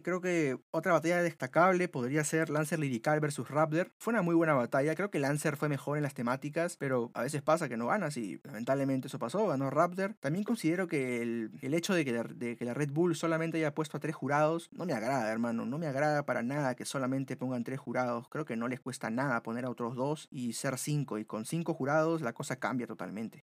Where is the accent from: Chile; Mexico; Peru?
Peru; nosotros como oyentes peruanos